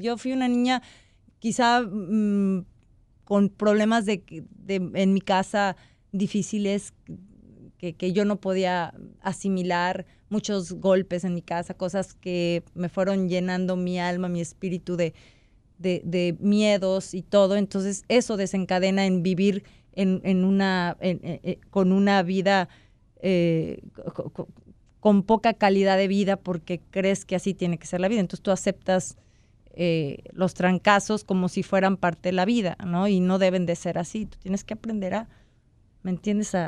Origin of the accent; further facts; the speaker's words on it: Mexico; yo como mexicana me siento súper orgullosa